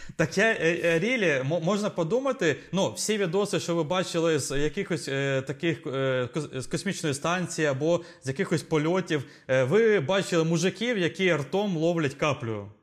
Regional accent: Zaporizhzhia, Zaporizhzhia Oblast, Ukraine; ми обидва з України, ми українці, Запоріжжя

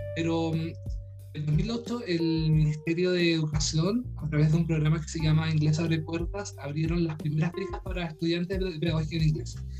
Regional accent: Punta Arenas, Magallanes and Chilean Antarctica, Chile; Soy chileno, eh, soy de Punta Arenas, del sur de Chile

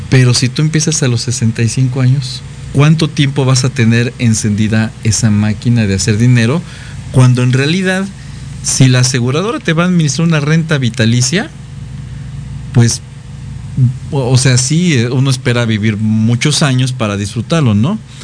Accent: Mexico; como mexicanos, como latinos

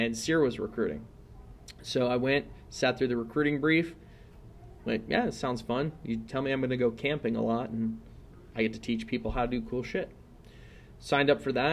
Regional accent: Riverside, California, United States; also born or lived in Torrance, California / Redondo Beach, California; Then I moved out to Riverside, California. Spent the rest of my childhood and adolescence there

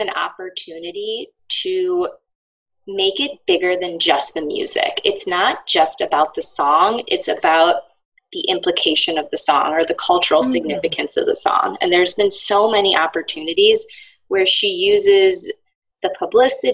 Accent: Michigan, United States; where I grew up in Michigan.

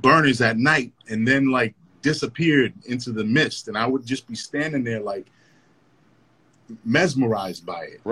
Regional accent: Lynn, Massachusetts, United States; I grew up in the Highlands and I would walk down the hill and then come down, you know, Union Street

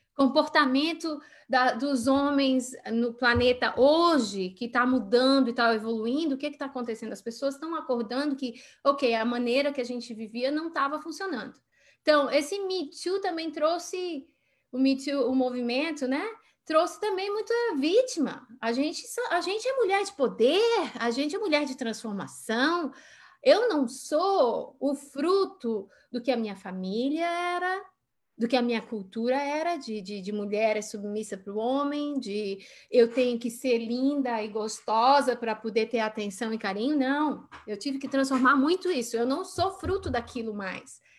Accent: Balneário Camboriú, Santa Catarina, Brazil; moved away; Eu sou de Balneário Camboriú

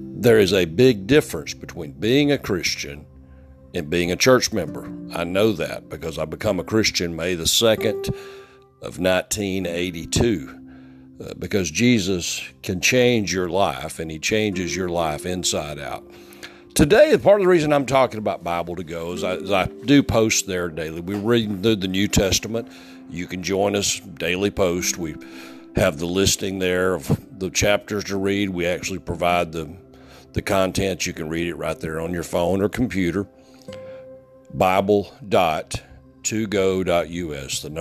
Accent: United States; as an American

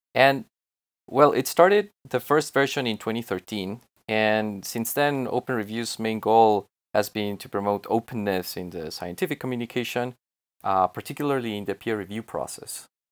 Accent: Mexico; I'm from Mexico and I work remotely from here.

